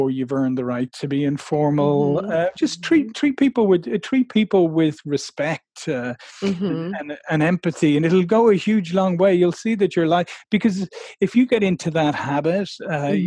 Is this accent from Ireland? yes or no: yes; Ireland; I come from a nation of people who think it's all right to be late for everything